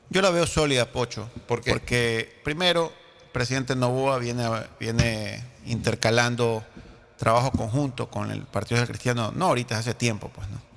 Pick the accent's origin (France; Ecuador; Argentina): Ecuador; Yo aspiro como ecuatoriano.